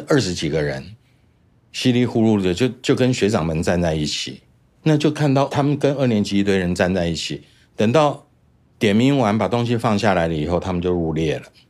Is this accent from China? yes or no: no; Taichung, Taiwan; 我的父亲是空军，也是个飞行员，在台中出生，我们一直在台中的眷村长大